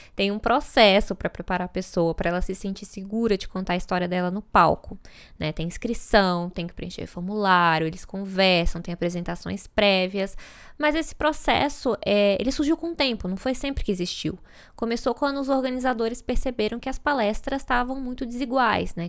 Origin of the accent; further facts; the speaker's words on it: Brasília, Federal District, Brazil; moved away; Eu não nasci em Brasília, mas a cidade faz parte da minha história. Então eu fico um pouco com preguiça quando eu digo que vim de Brasília